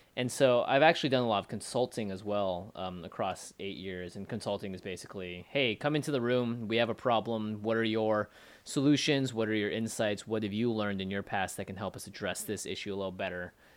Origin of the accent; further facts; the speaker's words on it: Seattle, Washington, United States; also born or lived in China (ancestry); now in Los Angeles, United States; I'm from Seattle, Washington originally